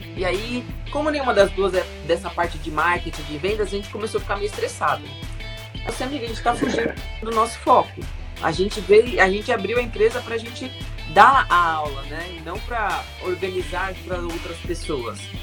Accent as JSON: {"language": "Portuguese", "region": "São Paulo", "country": "Brazil", "tie": "born or raised there", "said": "Eu nasci em São Paulo, né, sempre morei aqui."}